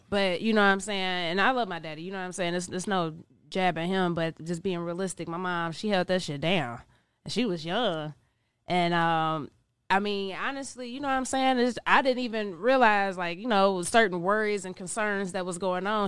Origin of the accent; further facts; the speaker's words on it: Cincinnati, Ohio, United States; also born or lived in New York; I'm from Cincinnati, Ohio. Grew up in Cincinnati, Ohio